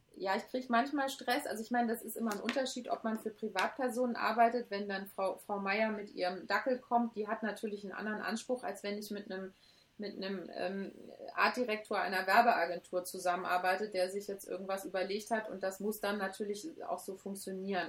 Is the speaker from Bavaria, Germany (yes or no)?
no; Hamburg, Germany; now in Cologne, Germany; ich bin gebürtige Hamburgerin und ich liebe Hamburg und ähm, das ist auch meine Heimat irgendwie